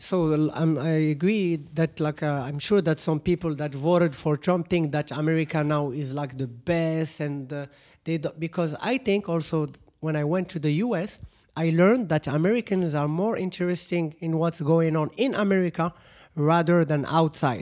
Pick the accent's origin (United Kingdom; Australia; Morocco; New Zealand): Morocco; here in Morocco